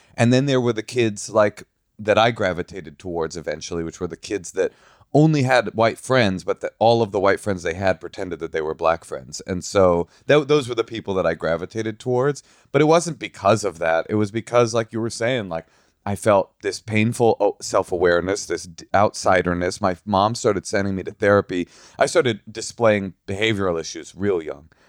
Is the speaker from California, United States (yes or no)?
yes; Oakland, California, United States; I grew up in Oakland